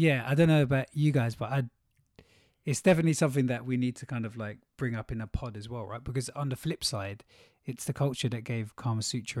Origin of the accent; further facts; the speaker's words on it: United Kingdom; double level kind of British and Indian